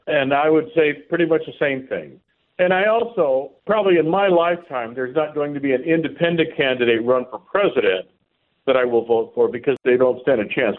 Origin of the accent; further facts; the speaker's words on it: San Diego, California, United States; now in Texas, United States; Here in the state that I live, I almost said my home state, but you know I'm from San Diego. I am a Californian, but I transplanted before it was vogue.